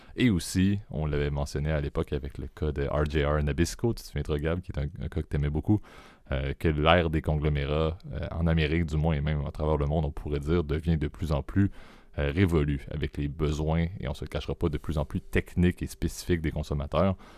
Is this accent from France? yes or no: no; Quebec, Canada; en tant que Québécois